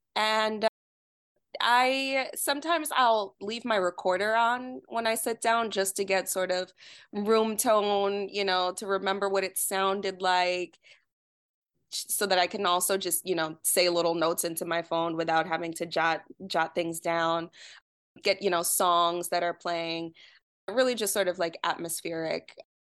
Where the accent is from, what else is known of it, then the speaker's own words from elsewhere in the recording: New York, United States; moved away as an adult; now in Detroit, United States; growing up in New York